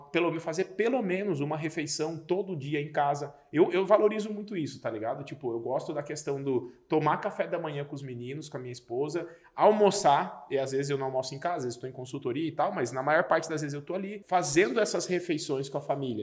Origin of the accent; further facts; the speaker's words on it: Paranaguá, Paraná, Brazil; moved away; Eu sou de Paranaguá, Paraná